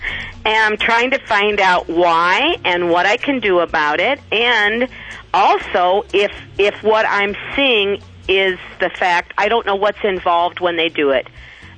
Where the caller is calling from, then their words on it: Rock Island, Illinois, United States; I'm calling from Rock Island, Illinois.